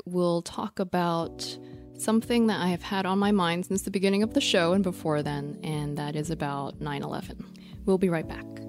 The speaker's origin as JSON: {"language": "English", "town": "New York City", "region": "New York", "country": "United States", "said": "I'm a New Yorker and we're recording this in New York City."}